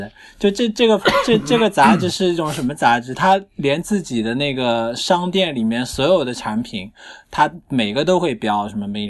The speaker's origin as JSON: {"language": "Chinese", "region": "Shanghai", "country": "China", "said": "我上海人，然后他们"}